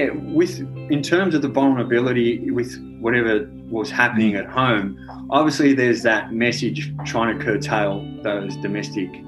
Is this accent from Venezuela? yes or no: no; St Helena, Victoria, Australia; I grew up around Saint Helena, so yeah. uh, there was a bit of bushland there.